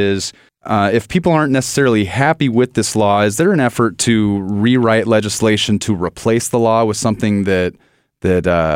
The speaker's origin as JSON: {"language": "English", "town": "Yakima", "region": "Washington", "country": "United States", "tie": "born or raised there", "said": "I come from Yakima, Washington, a rural area there. I lived out in the orchards."}